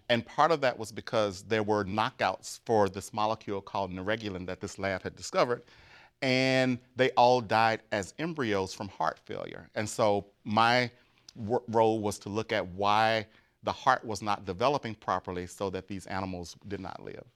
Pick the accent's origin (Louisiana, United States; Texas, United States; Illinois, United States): Louisiana, United States; Grambling; moved away; I'm from Grambling, Louisiana, which is the home of Grambling State University